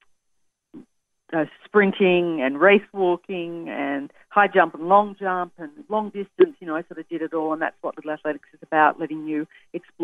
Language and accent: English; Australia; accent: Australian; That's my Australian accent